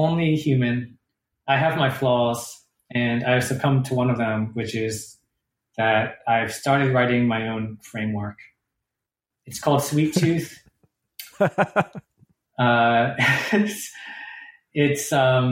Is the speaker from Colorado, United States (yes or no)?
no; Durham, North Carolina, United States; Durham, my hometown